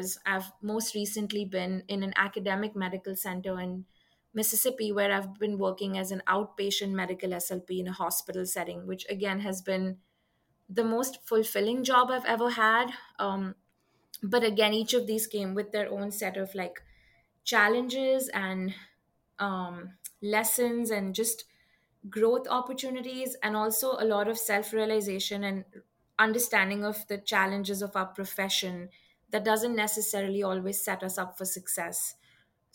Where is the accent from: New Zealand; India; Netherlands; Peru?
India; Mumbai, Maharashtra; moved away as an adult; now in United States; I'm from Mumbai, India. That's where I grew up and spent the first 20 years of my life.